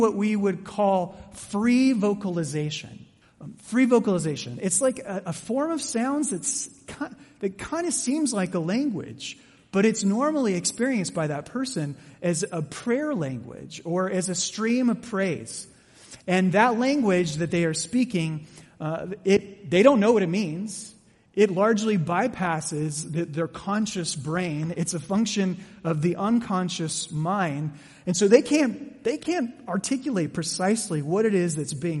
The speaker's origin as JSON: {"language": "English", "town": "Mesa", "region": "Arizona", "country": "United States", "tie": "born or raised there", "said": "I grew up in Mesa"}